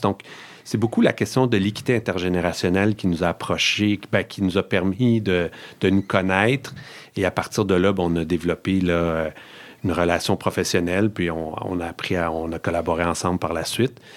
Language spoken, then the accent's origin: French; Outaouais, Quebec, Canada; moi, je suis originaire de l'Outaouais